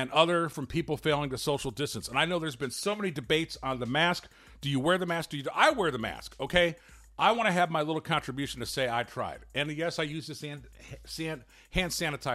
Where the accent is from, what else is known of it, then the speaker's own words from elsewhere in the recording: Gary, Indiana, United States; I'm from Gary